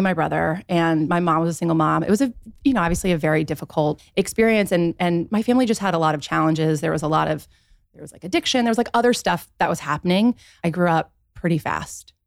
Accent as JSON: {"language": "English", "town": "Dayton", "region": "Ohio", "country": "United States", "tie": "born or raised there", "also_born_or_lived": "Dallas, Texas / Los Angeles", "moved": "as an adult", "said": "I grew up in Dayton, Ohio"}